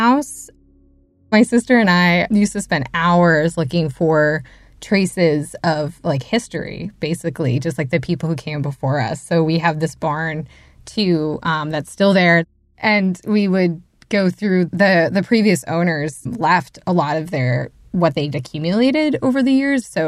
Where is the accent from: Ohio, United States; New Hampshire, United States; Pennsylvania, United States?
New Hampshire, United States; Barnstead; I grew up in Barnstead, New Hampshire.